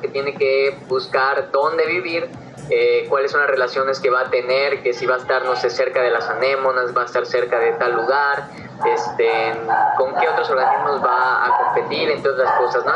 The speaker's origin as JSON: {"language": "Spanish", "region": "Yucatán", "country": "Mexico", "said": "yo soy de Yucatán"}